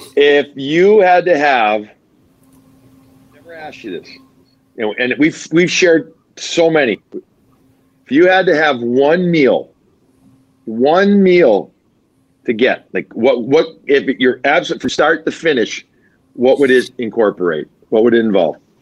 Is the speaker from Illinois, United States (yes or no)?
yes; Chicago, Illinois, United States; also born or lived in Long Island; now in Boston, United States; I'm Chicagoan. I love my deep dish.